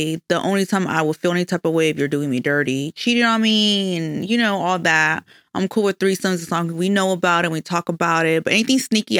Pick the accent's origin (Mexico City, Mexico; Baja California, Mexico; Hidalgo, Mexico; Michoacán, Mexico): Michoacán, Mexico; Well, I'm Mexican from Michoacan.